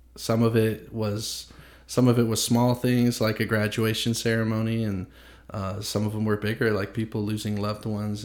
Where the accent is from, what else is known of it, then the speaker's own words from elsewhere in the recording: the South, United States; growing up in the South